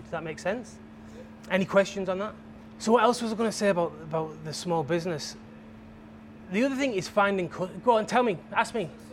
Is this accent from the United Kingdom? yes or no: yes; England, United Kingdom; I'm from England